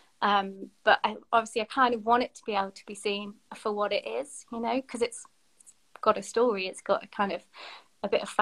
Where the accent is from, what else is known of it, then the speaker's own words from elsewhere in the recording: Sheffield, Yorkshire and the Humber, United Kingdom; moved away as an adult; now in Bristol, United Kingdom; I'm from Sheffield